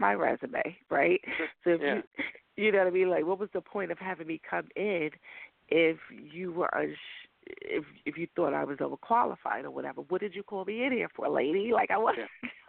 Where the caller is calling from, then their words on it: New York, United States; New York.